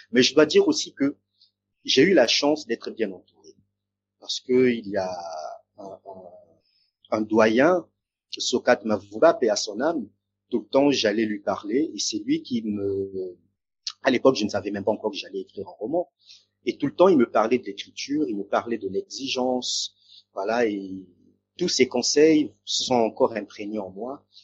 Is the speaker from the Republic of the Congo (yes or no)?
yes; Brazzaville, Republic of the Congo; moved away; also born or lived in France; qui suis euh, originaire euh, du Congo-Brazzaville